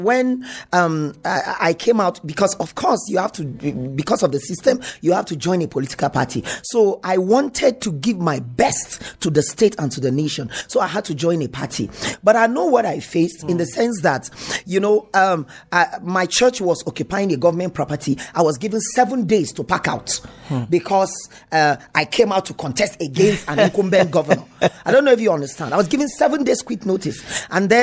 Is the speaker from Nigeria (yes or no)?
yes; Middle Belt, Nigeria; I'm here talking as a Nigerian